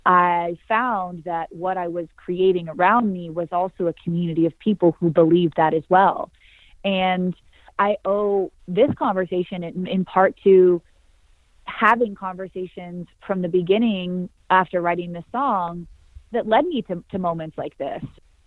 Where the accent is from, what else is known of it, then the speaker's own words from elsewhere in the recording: Santa Cruz, California, United States; Yeah, my grandma would say that I came out of the womb wailing. I was a excited, powerful, passionate little girl, mm-hmm. fearless, surfing big waves growing up with my pops.